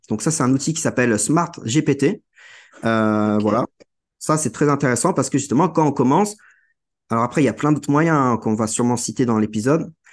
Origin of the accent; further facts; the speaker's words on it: Guingamp, Brittany, France; je viens de, de la Bretagne, d'un petit village euh, de 7500 habitants qui s'appelle Guingamp